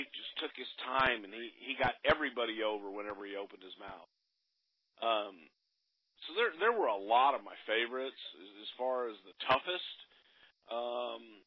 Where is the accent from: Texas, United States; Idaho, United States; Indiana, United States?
Texas, United States; growing up in Texas